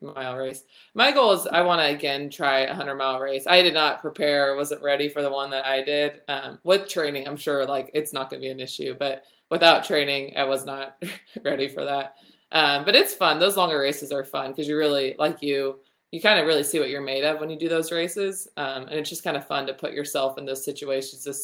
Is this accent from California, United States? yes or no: yes; California, United States; I'm from California and I live like an hour and a half from Tahoe